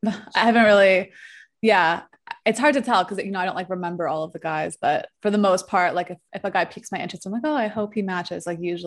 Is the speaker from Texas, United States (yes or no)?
no; New York, United States; accent: New York; now in Mexico; New York, like East Coast.